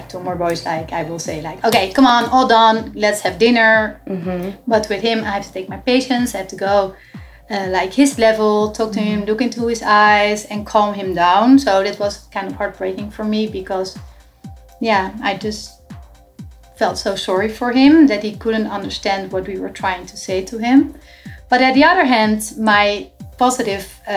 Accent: Netherlands; moved away as an adult; now in Miami, United States; we are originally from the Netherlands. So we moved like 6 years ago to Miami

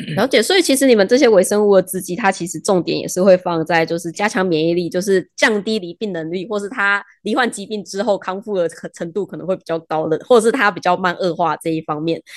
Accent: Taiwan; 我们台湾人养鱼的方式

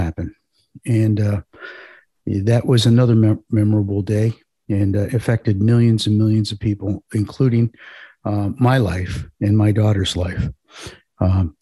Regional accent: Parma, Ohio, United States; I grew up in a suburb of Cleveland called Parma.

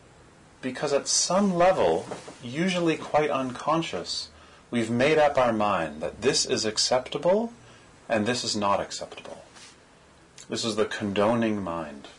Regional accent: Toronto, Ontario, Canada; I'm from Parkdale

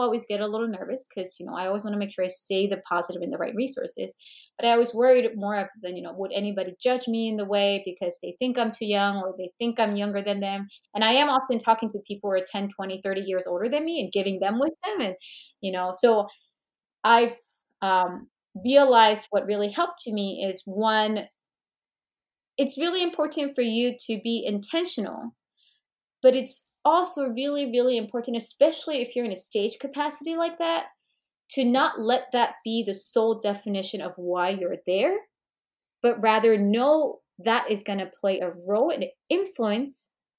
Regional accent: United States; But and I know I'm Korean American, so I wanted to be mindful of not just learning about Korea

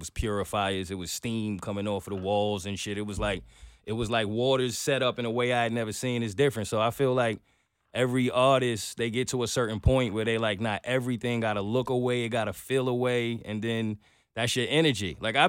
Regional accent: New York City, New York, United States; I'm a New Yorker

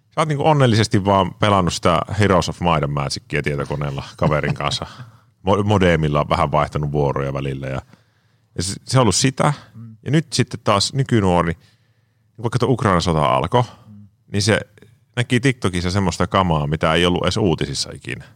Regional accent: Kuopio, North Savo, Finland; mä on lähtöisin Savosta, Kuopiosta

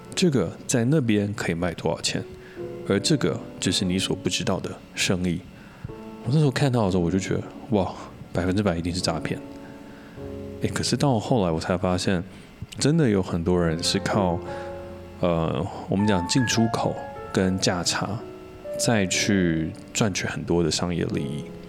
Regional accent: Taiwan; 我自己是土生土长的台湾人，我没有出去国外念过书

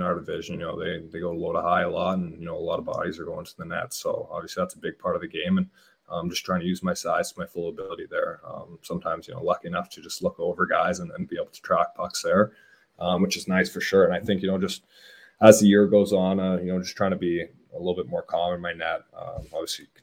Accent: Hamilton, Ontario, Canada; I was actually born in Hamilton

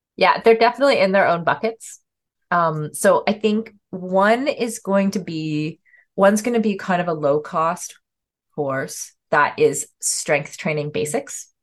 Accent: Canada; as a Canadian

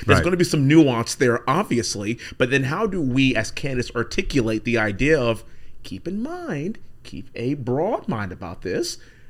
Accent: Houston, Texas, United States; I'm from Houston, and I'm a congressman from Houston, Texas 38

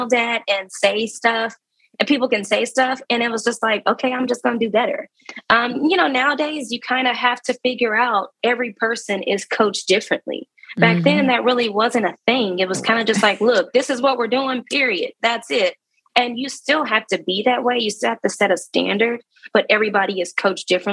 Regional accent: Dallas, Texas, United States; I'm from Dallas

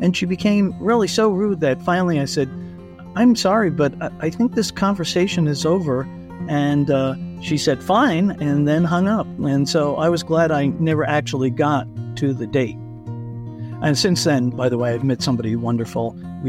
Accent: Colorado, United States; I'm from Colorado.

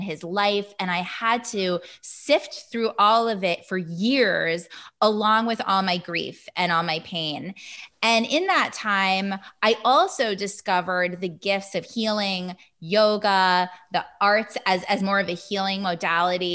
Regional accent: Hudson Valley, upstate New York, United States; I'm from the Hudson Valley in upstate-ish New York

